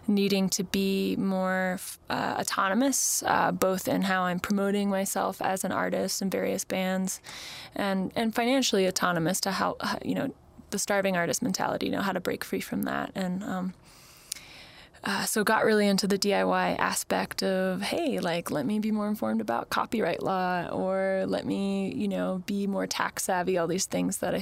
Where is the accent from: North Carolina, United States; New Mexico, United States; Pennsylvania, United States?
New Mexico, United States; Santa Fe; I was raised in Santa Fe